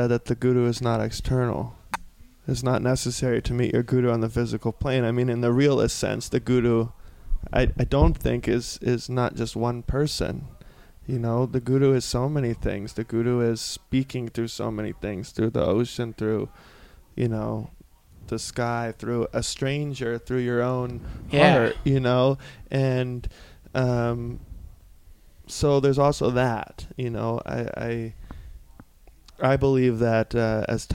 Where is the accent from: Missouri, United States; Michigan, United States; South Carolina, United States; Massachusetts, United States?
South Carolina, United States; moved away; also born or lived in California; I'm from a small, small town in South Carolina.